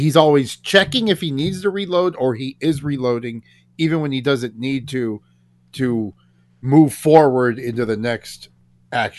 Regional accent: Florida, United States; also born or lived in Colorado; I'm from Florida, right? You know what I mean? Just this poor little Florida boy, which is sad because I was born in Colorado

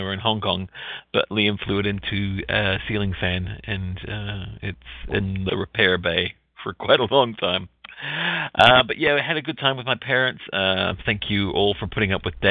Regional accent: New Zealand; moved away; I'm from New Zealand

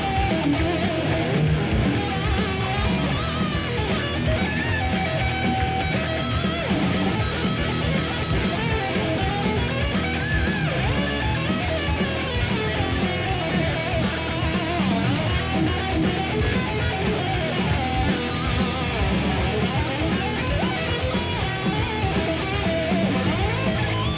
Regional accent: New York, United States; the great state of New York, my home state

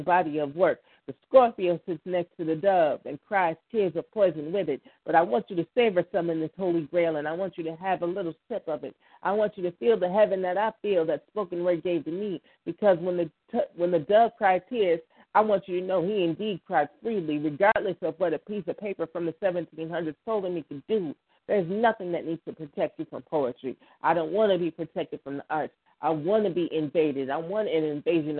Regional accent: Buffalo, New York, United States; I am from Buffalo, New York, 716

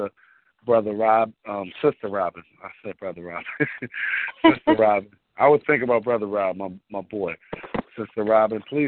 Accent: Richmond, Virginia, United States; born or raised there; also born or lived in Washington, D.C.; now in New York, United States

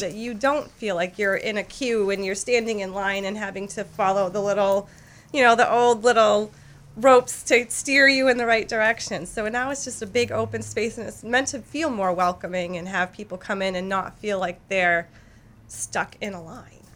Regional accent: Lewiston, Maine, United States; I was born and raised in Lewiston

